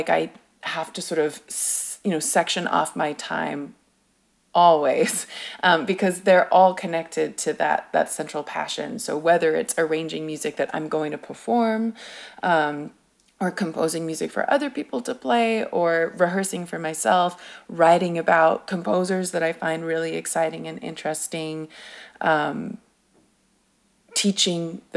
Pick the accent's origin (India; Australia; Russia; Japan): Japan; also born or lived in United Kingdom; I was born in Japan, so my parents gave me a Japanese name